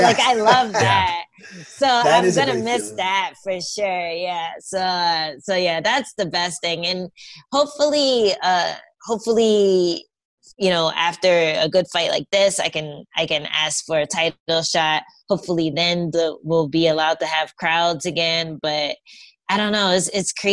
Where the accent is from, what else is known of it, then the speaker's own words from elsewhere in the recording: New York, United States; I was from New York. I was living in New York at the time